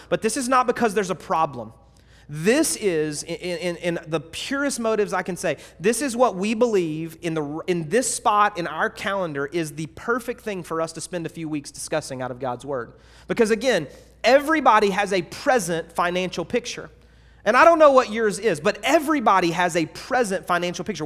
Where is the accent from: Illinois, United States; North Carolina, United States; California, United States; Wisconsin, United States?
North Carolina, United States; moved away; also born or lived in Georgia; maybe a North Carolinian, right? That's where I was born